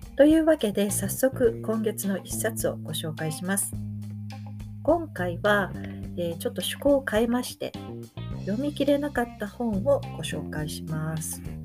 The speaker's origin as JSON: {"language": "Japanese", "country": "Japan", "tie": "born or raised there", "moved": "yes", "said": "日本の実家に里帰りした"}